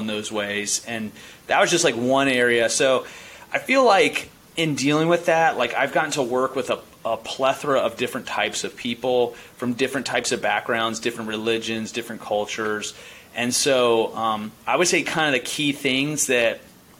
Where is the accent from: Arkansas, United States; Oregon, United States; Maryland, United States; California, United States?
Maryland, United States; Baltimore County; I grew up in Baltimore County